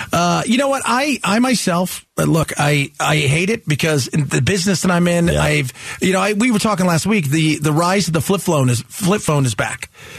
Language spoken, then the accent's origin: English; Los Angeles, California, United States; moved away as an adult; also born or lived in San Francisco; now in Phoenix, United States; I lived near San Francisco for many years, Los Angeles. I was born and raised in Los Angeles.